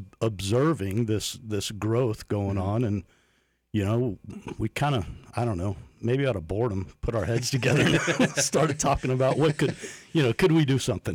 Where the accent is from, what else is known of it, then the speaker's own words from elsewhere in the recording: Polk County, Florida, United States; Born and raised in Polk, man.